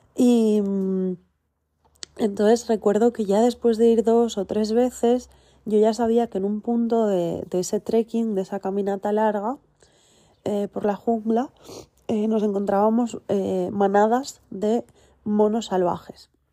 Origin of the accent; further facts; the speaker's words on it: Valencian Community, Spain; el centro Bambambole, donde yo nací, que está aquí en Giria, Valencia, España